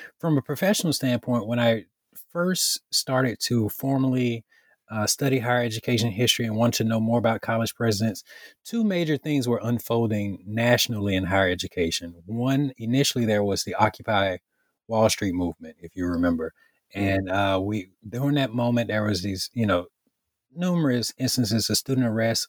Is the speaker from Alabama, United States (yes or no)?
yes; Bologie, Alabama, United States; I grew up in Bologie, Alabama, and growing up in West Central Alabama, Greene County, I'm from a family of educators.